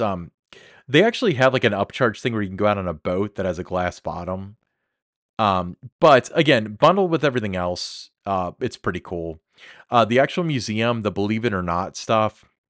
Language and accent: English; Kentucky, United States; I'm from Kentucky